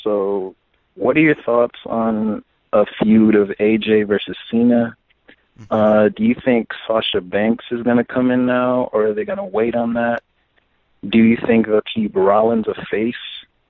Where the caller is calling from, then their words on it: Fremont, California, United States; from Fremont, California.